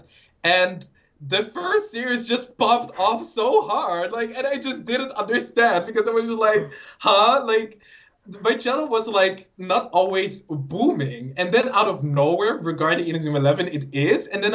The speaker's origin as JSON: {"language": "English", "country": "Netherlands", "said": "I'm Dutch."}